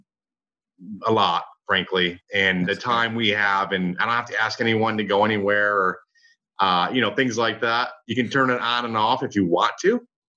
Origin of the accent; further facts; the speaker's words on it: Michigan, United States; now in Dallas, United States; I grew up in Michigan. I'm in Dallas now